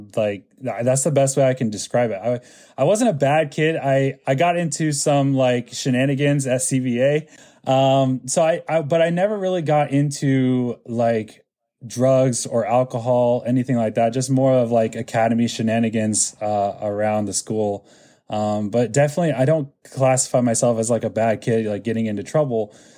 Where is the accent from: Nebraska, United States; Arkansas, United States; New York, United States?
Nebraska, United States; Lincoln; now in Florida, United States; growing up in Lincoln did not help my Hispanic culture